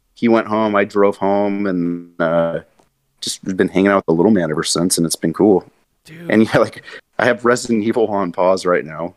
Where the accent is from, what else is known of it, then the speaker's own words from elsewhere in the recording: Monterey, California, United States; moved away as an adult; also born or lived in Santa Cruz, California / Edmonton, Alberta; now in Portland, United States; i grew up in Monterey and Santa Cruz